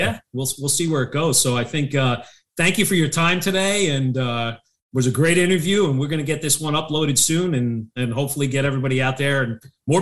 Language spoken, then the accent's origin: English; New Jersey, United States; I'm a guy from New Jersey